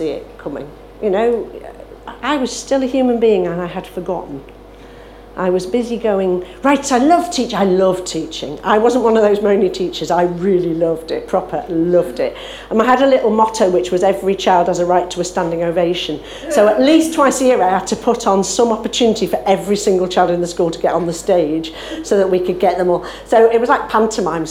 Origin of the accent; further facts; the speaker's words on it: Isle of Man; I was brought up in the Isle of Man in a brethren family